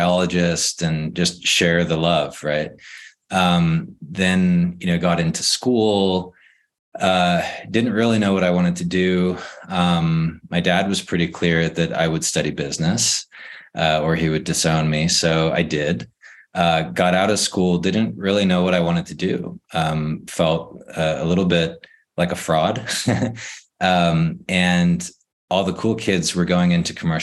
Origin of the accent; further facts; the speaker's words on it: San Diego, California, United States; I grew up in San Diego